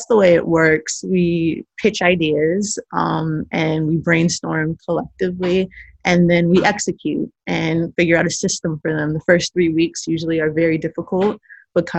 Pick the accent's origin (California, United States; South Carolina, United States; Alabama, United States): California, United States; Los Angeles; I'm from South Central. My family, maternal and paternal sides, have been here via the Great Migration since the 1924.